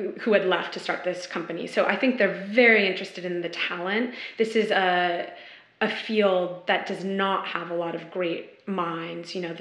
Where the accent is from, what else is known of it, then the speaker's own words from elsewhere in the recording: San Francisco, California, United States; moved away; I'm originally from San Francisco